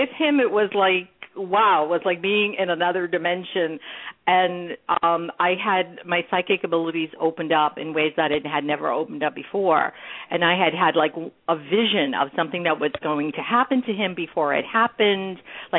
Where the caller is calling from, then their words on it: California, United States; I'm calling from California.